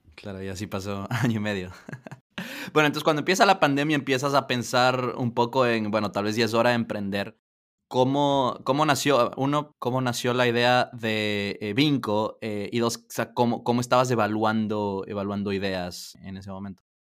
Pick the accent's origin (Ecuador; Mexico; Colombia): Ecuador; yo soy ecuatoriano, Ecuador